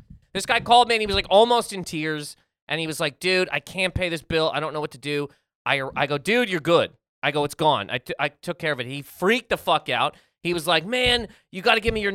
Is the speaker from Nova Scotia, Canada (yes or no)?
yes; Halifax, Nova Scotia, Canada; moved away; also born or lived in Toronto; I'm from Halifax, Nova Scotia